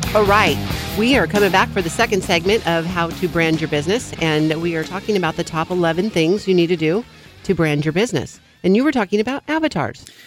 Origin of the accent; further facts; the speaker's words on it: California, United States; I'm born and raised in California, not necessarily the Central Valley